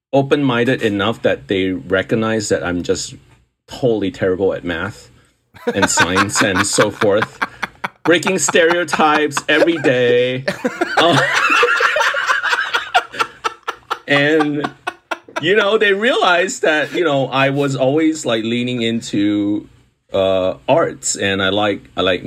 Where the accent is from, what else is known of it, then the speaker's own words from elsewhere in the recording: Kuala Lumpur, Malaysia; moved away; I was born and raised in Malaysia. I was born in Kuala Lumpur, which is the capital of Malaysia.